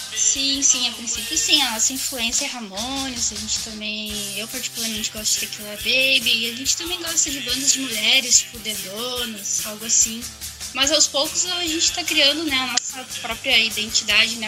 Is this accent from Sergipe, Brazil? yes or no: no; Canoas, Rio Grande do Sul, Brazil; eu sou de Canoas